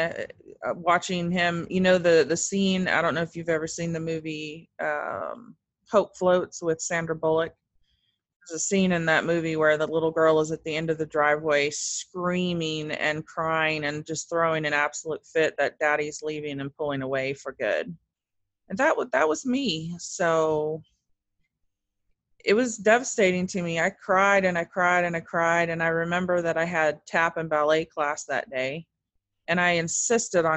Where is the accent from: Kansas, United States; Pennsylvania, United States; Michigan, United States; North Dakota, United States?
Kansas, United States; Wichita; also born or lived in Germany; In Wichita, Kansas, which is where I still live today